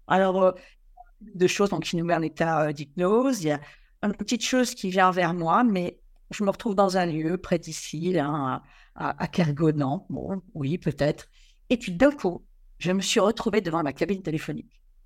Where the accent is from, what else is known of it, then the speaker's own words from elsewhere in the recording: Quiberon, Brittany, France; je suis originaire de la presqu'île de Quiberon et j'ai eu la, chance, euh, même s'il n'y a pas de hasard, d'être élevé devant la, côte sauvage